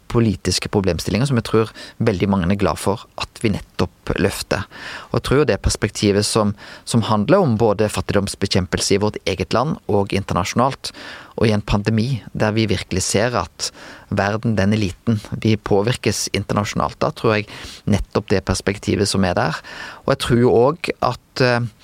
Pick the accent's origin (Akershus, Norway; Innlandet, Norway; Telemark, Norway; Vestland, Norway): Vestland, Norway; Bømlo; jeg er vestlending, og jeg har skiteknikk som en vestlending